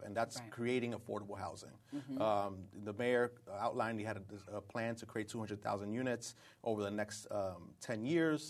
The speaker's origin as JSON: {"language": "English", "town": "New York City", "region": "New York", "country": "United States", "tie": "born or raised there", "said": "I grew up in East New York"}